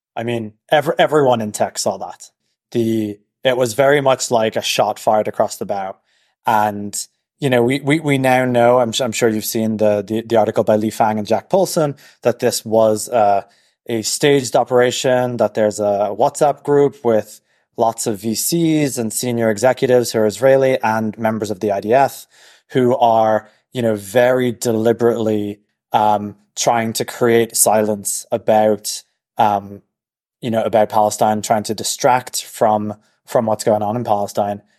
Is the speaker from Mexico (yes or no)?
no; Dublin, Leinster, Ireland; moved away as an adult; also born or lived in Silicon Valley; now in New York, United States; I'm from Dublin